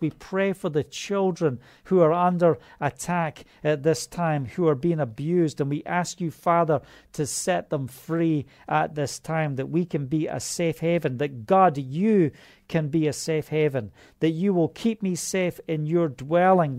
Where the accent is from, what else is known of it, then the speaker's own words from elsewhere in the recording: Scotland, United Kingdom; That's how we say it in Scotland.